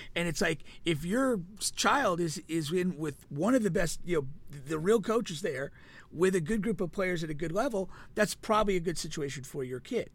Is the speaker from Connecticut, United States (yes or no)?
yes; Danbury, Connecticut, United States; my hometown when I was in high school